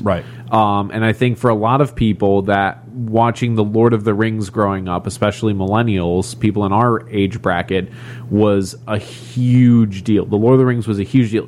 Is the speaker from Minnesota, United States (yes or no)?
no; Crystal Lake, Illinois, United States; I'm from Crystal Lake, Illinois